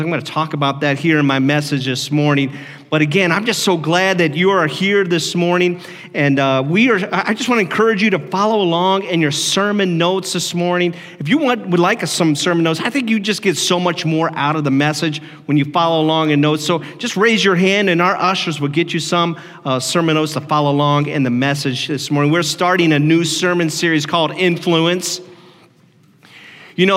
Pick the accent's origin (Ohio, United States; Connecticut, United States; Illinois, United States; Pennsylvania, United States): Ohio, United States; moved away; I grew up in Ohio